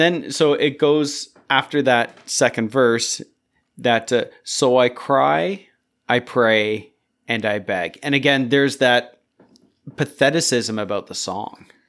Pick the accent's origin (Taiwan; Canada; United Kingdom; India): Canada; we're North American, Canadian